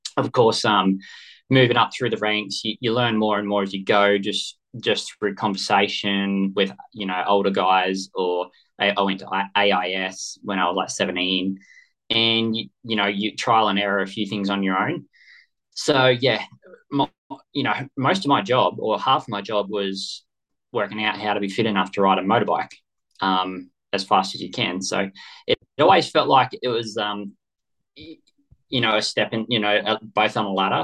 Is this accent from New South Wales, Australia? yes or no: yes; Kyogle, New South Wales, Australia; just a kid from Kyogle, you just it's not the, just a farm kid.